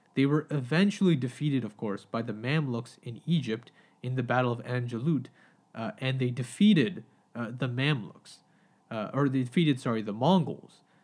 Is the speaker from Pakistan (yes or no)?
yes; Pakistan; now in Canada; as a Pakistani man